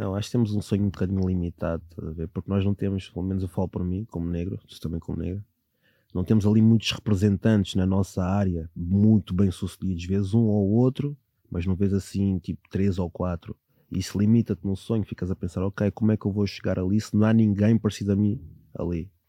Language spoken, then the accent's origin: Portuguese; Sintra line, Lisbon, Portugal; a minha infância, eu venho da linha de Sintra